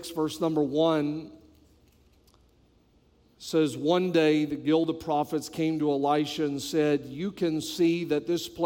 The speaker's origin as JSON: {"language": "English", "region": "New Brunswick", "country": "Canada", "tie": "born there", "also_born_or_lived": "British Columbia / Quebec", "said": "when I tell people that I am from Canada, almost every time they will ask me which part, and I always tell them my whole body. Um, I was born on the East Coast, New Brunswick, just above Maine."}